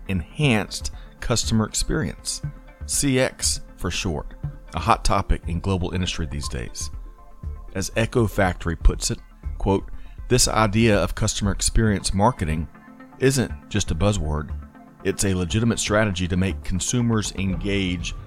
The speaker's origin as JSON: {"language": "English", "town": "Aiken", "region": "South Carolina", "country": "United States", "tie": "born or raised there", "said": "growing up in Aiken, South Carolina"}